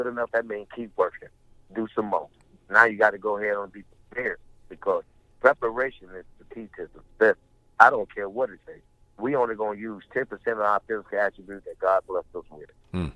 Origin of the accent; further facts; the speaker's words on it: Pompano Beach, Florida, United States; my home state, for my community, which is Pompano Beach, Florida